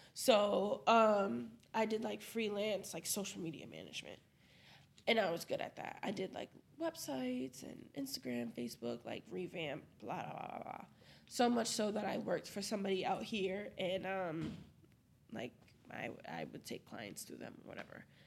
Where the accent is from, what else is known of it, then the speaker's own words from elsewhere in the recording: Brockton, Massachusetts, United States; moved away as an adult; now in Providence, United States; I love Brockton. I'm from Brockton. I'll rep Brockton until